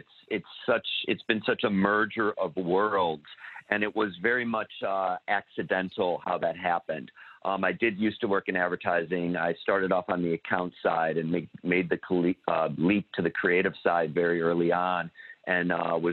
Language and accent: English; Midwest, United States; moved away as an adult; now in Los Angeles, United States; I'm from the Midwest, currently living in Los Angeles